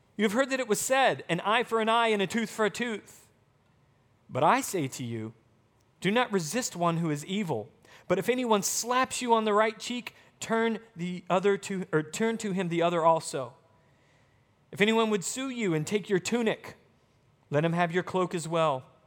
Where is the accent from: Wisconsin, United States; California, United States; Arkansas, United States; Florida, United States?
Arkansas, United States; moved away; also born or lived in Texas; growing up in Arkansas, I used to play volleyball